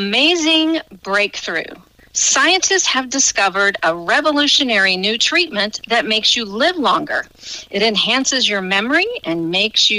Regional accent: Benton, Illinois, United States; moved away as an adult; now in Cobden, United States; I am originally from Benton, Illinois. I lived there for almost 50 years

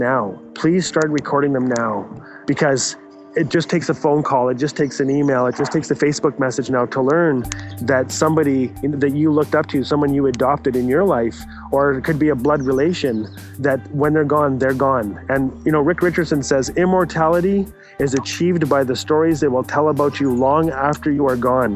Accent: Fort Smith, Northwest Territories, Canada; I am Tli Cho from Fort Smith, Northwest Territories

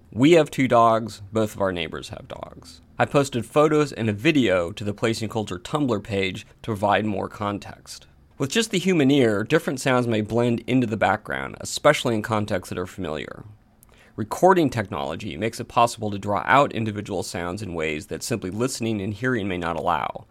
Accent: Portland, Oregon, United States; when I was growing up in Portland, Oregon, in the United States

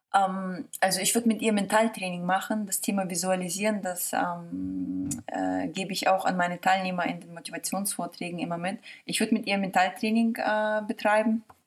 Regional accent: Mönchengladbach, North Rhine-Westphalia, Germany; also born or lived in Kazakhstan; now in Hamburg, Germany; ich komme aus München-Gladbach

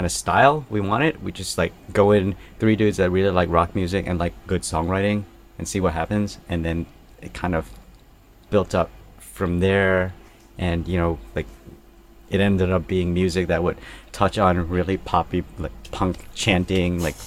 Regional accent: Thailand; also born or lived in Brooklyn; physically where we come from, we're all from Thailand

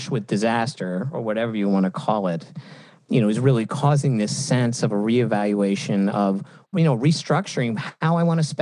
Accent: United States; as an American

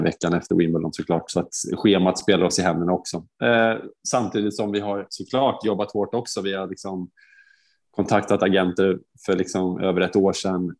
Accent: Sweden; som svensk före detta liksom spelare

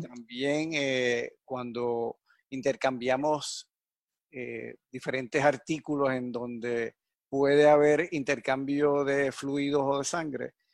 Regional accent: Yauco, Puerto Rico; moved away; mi pueblo natal, que es Yauco

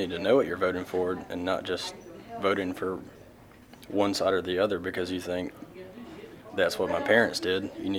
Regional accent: Milledgeville, Georgia, United States; 19, from Milledgeville.

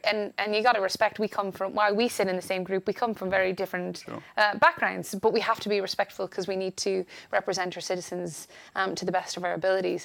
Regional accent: Ireland; also born or lived in United States; I'm an Irish. I, I, was born in the States, but educated in Ireland

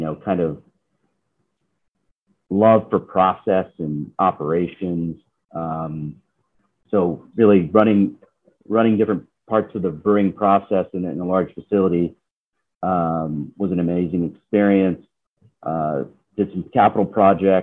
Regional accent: Georgia, United States; moved away as an adult; also born or lived in Seattle; growing up in Georgia

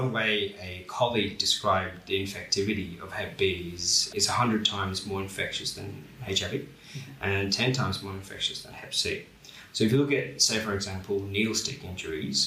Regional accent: Bangladesh; now in Australia; so I'm from Bangladesh

